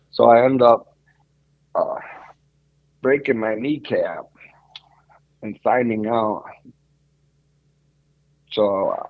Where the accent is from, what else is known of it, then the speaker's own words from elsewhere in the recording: Greece; now in United States; That's just I'm Greek. I'm from Greece and we're Roman Catholic